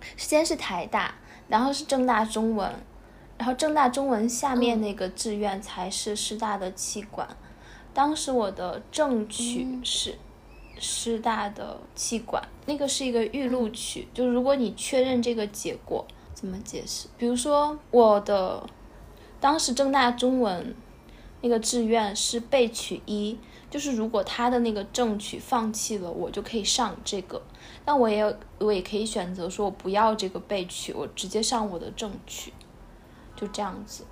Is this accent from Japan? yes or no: no; China; also born or lived in Taipei; 按照我大陆人的想法的话